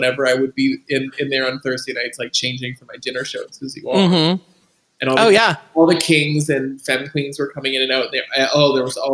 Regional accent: Toronto, Ontario, Canada; moved away as an adult; I grew up in Toronto. I lived there for 18 years.

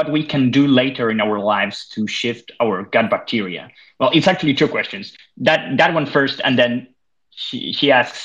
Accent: Spain; now in Denmark; I come from Spain

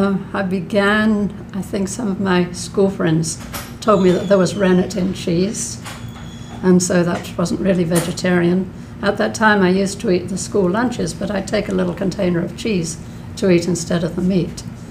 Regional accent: Epsom, South East England, United Kingdom; moved away as an adult; now in United States; I was born in England, in a place called Epsom in Surrey

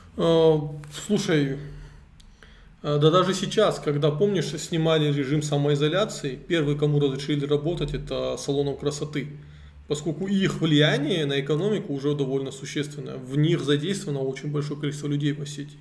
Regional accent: Vladikavkaz, North Ossetia–Alania, Russia; also born or lived in Tskhinvali / Moscow; Я родился в Цхинвале, но вырос во Владикавказе

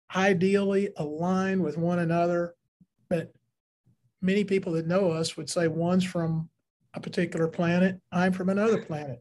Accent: Kentucky, United States; I was in Kentucky, rural parts of Kentucky.

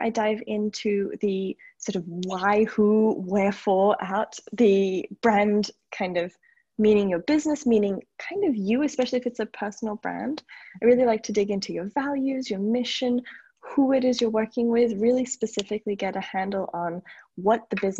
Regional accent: Australia; also born or lived in United States; now in Paris, France; And I am in Paris, France. I'm actually Australian originally. I've lived in the States for 10 years. My dad's British, so my accent is all over the place, but this is home now.

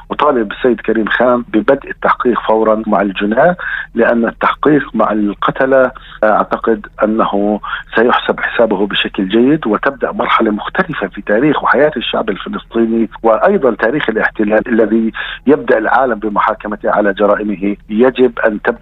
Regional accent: Palestine; هذا حق وواجب حقنا كفلسطينيين أن يحاكم قتلتنا

